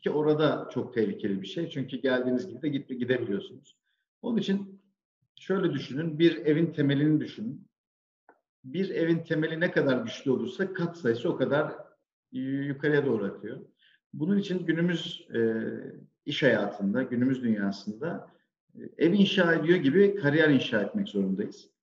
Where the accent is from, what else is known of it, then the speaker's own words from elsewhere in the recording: Sivas, Sivas Province, Turkey; moved away as an adult; now in Istanbul, Turkey; ben 1980 Sivas doğumluyum. Ee, ilk orta ve lise öğrenimi Sivas'ta gerçekleştirdim. Daha sonra üniversiteyle birlikte e, İstanbul'a geldim.